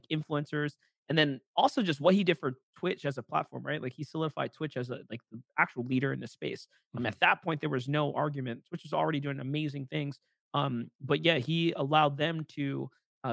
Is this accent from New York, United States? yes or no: yes; New York, United States; being able to cast for my hometown